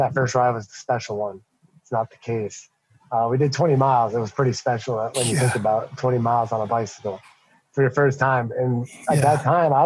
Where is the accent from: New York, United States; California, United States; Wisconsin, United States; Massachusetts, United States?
Massachusetts, United States; we're from Massachusetts, so every other word is a swear